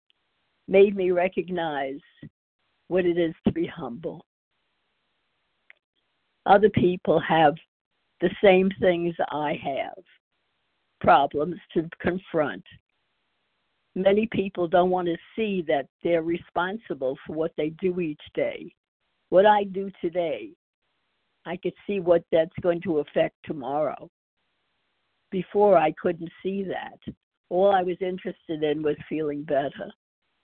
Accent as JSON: {"language": "English", "region": "New York", "country": "United States", "moved": "yes", "lives_now": "Texas, United States", "said": "I'm from Texas now, originally from New York"}